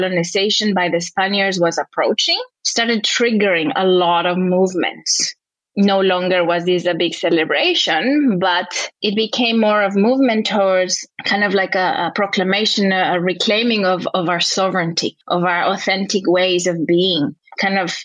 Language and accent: English; Quito, Pichincha, Ecuador; now in Los Angeles, United States; I'm originally from Ecuador, from Quito, which is a city high in the Andes